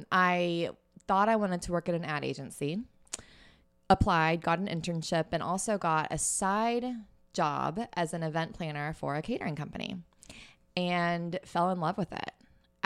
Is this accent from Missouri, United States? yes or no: yes; Missouri, United States; also born or lived in Fort Worth, Texas / New York / Austin, Texas; I was born in Fort Worth. We moved to Missouri during my childhood. Yeah. I actually ended up staying there all the way through college.